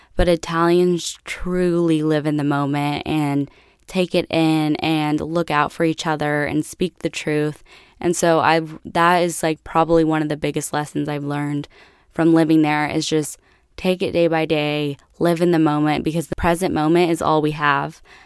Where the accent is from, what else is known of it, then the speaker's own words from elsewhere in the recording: United States; moved away as an adult; also born or lived in Italy; I was from America